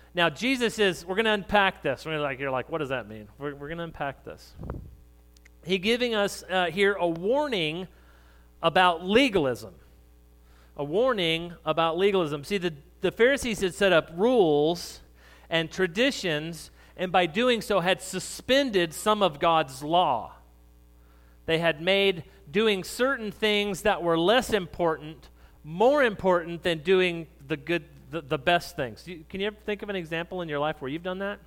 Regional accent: New Mexico, United States; moved away; I grew up in New Mexico

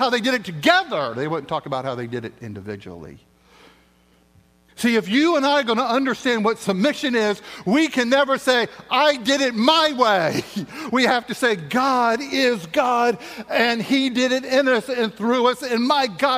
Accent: the South, United States; I'm from the South

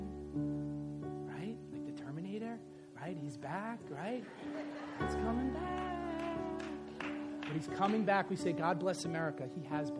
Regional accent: the North, Northern United States, United States; I'm a Northerner. I'm a Yankee, right?

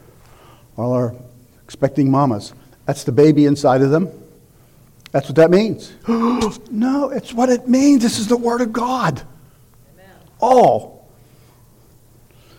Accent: United States; American Christians

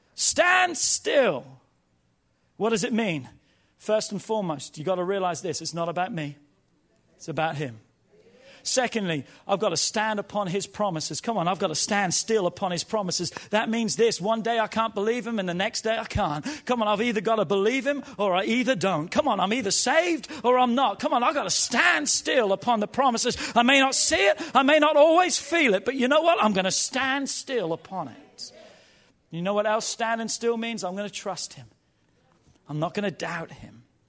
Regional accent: England, United Kingdom; now in United States; as a young boy growing up in England

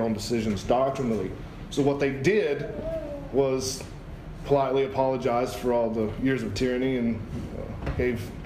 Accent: Scotland, United Kingdom; I'm a Scot

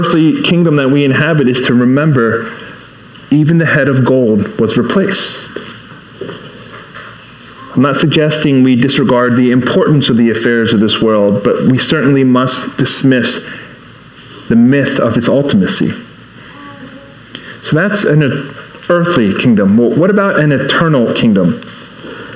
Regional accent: Baltimore, Maryland, United States; first language English; English is my first language. You know, I'm from Baltimore, not Busan

